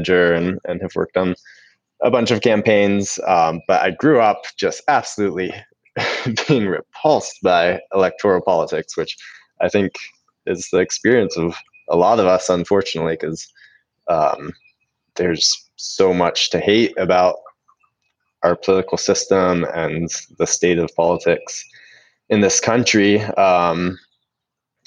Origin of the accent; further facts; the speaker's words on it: Franklin, North Carolina, United States; I was born in Franklin, west of Asheville in the North Carolina mountains here. And just spent my whole childhood playing outside